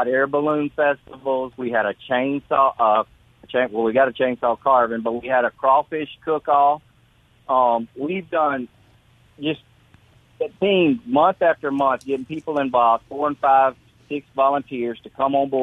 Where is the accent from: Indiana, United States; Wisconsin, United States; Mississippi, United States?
Mississippi, United States; Decatur; now in Eupora, United States; Originally, I grew up in Decatur, Mississippi